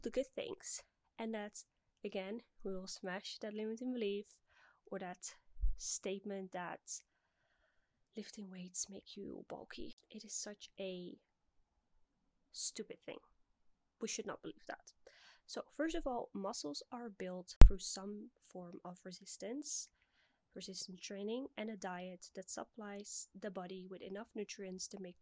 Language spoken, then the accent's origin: English; Netherlands; moved away as an adult; also born or lived in Middle East; the part of Europe where I'm from the Netherlands